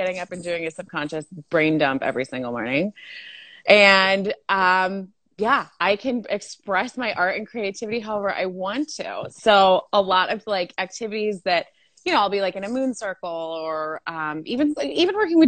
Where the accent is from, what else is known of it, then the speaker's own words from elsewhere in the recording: Monterey Bay, California, United States; accent: Valley girl; also born or lived in Salinas, California; I was actually born in Salinas, but raised all around Monterey Bay